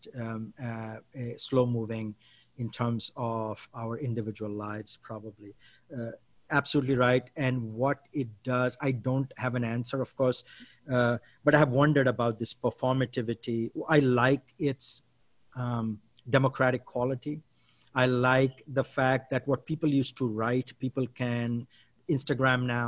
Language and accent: English; India; now in United States; I'm an Indian citizen who lives in the US